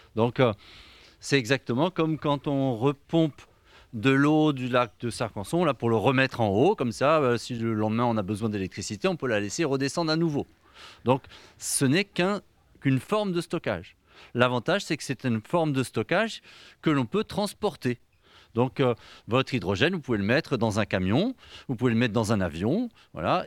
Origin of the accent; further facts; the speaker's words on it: Brittany, France; Je suis breton